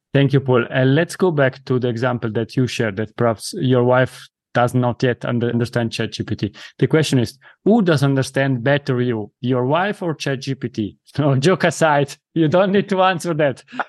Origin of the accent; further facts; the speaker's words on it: Italy; accent: Italian; first language Italian; English is a second language; my mother tongue is Italian.